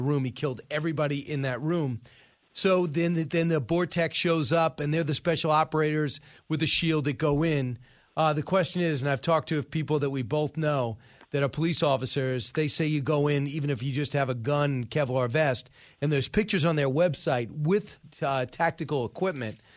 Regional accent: New York, United States; I grew up in New York

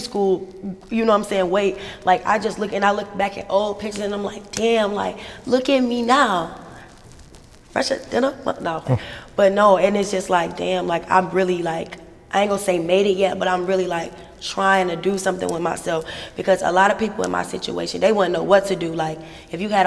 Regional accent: Albemarle, North Carolina, United States; also born or lived in Charlotte, North Carolina; I was born in Charlotte, but I was raised in a small town called Albemarle, North Carolina

